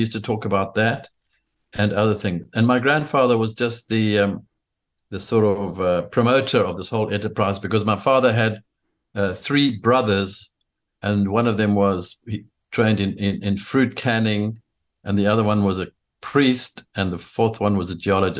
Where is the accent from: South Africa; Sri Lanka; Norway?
South Africa; born there; Well, I was born in South Africa in 1953.